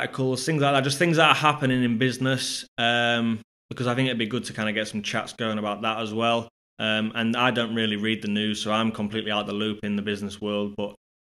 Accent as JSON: {"language": "English", "town": "Scunthorpe", "region": "Yorkshire and the Humber", "country": "United Kingdom", "tie": "born or raised there", "said": "my hometown of Scunthorpe"}